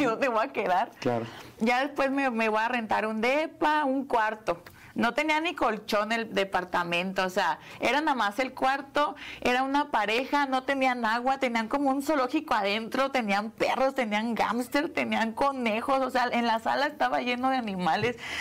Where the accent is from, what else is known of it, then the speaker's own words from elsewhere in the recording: Querétaro, Mexico; moved away; Yo, yo soy de Querétaro, yo vivía todavía en Querétaro